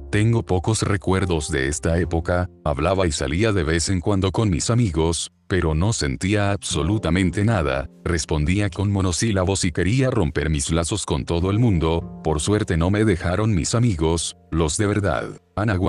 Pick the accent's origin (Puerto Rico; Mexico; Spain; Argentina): Spain; Badalona, Catalonia; tengo 20 años y soy de Badalona